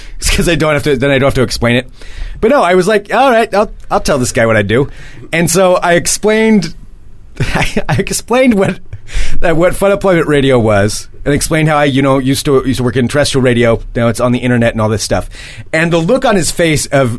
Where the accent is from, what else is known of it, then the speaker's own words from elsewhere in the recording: Portland, Oregon, United States; I'm like, from Portland